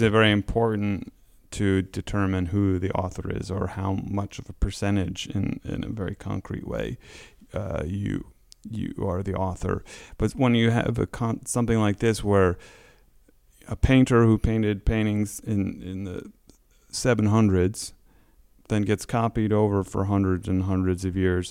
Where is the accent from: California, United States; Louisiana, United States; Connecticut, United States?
Connecticut, United States; moved away as an adult; I grew up in Connecticut